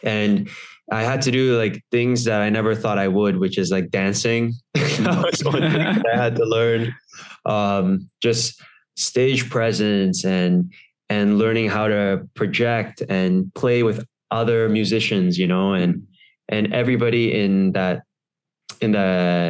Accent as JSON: {"language": "English", "country": "Singapore", "tie": "born or raised there", "also_born_or_lived": "United States", "said": "I grew up in Singapore, and so I had to do the army over here."}